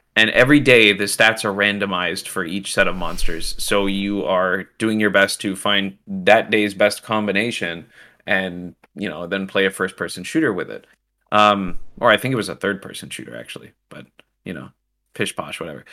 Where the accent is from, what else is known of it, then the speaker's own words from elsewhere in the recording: Canada; I'm Canadian